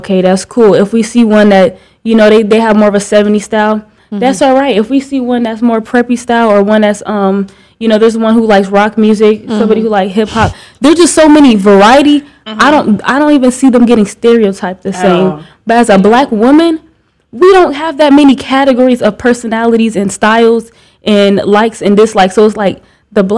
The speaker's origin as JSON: {"language": "English", "region": "Iowa", "country": "United States", "said": "I'm from Iowa"}